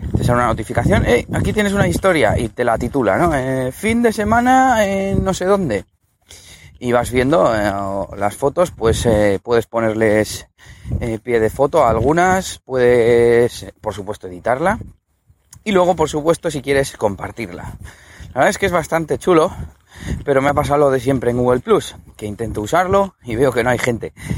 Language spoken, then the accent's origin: Spanish; Spain; usamos inglés de Cuenca, aquí en España